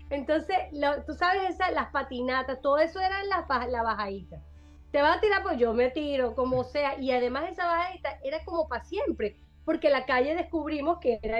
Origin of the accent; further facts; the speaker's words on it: Venezuela; Eh, Venezuela, yo soy venezolana, mi acento, mis comidas, mis primeras veces. Mi país, mi, orgullo, mis sentimientos nacionales.